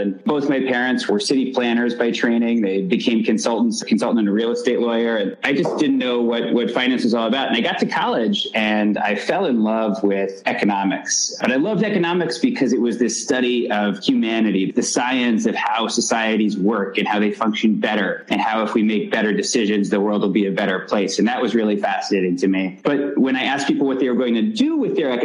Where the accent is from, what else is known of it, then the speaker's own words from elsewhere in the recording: Dallas, Texas, United States; moved away; I grew up in Dallas, Texas